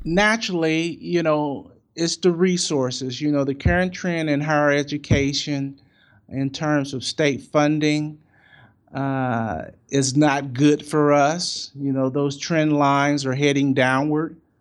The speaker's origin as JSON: {"language": "English", "town": "St. Louis", "region": "Missouri", "country": "United States", "said": "I'm from Saint Louis"}